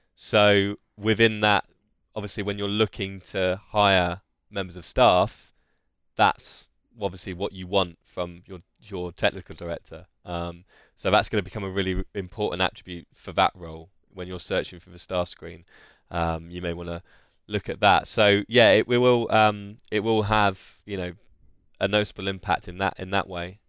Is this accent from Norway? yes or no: no; Essex, East of England, United Kingdom; we're both from Essex as well